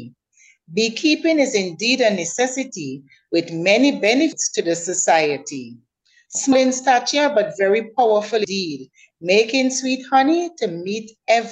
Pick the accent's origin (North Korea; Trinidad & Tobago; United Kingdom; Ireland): Trinidad & Tobago; also born or lived in Trinidad; now in Tobago, Trinidad and Tobago; I am a Trinidadian. My father was also a police officer, and we lived in Trinidad, and then we migrated to Tobago. So I've spent the greater part of my life in Tobago